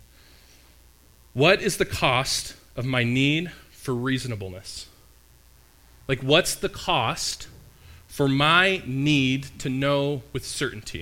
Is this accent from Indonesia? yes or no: no; Canada; as a Canadian here